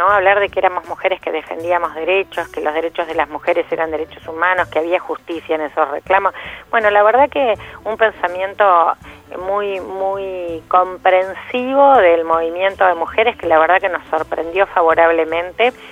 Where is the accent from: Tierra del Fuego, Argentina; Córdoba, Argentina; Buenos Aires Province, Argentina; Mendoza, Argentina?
Buenos Aires Province, Argentina; La Plata; Yo además soy platense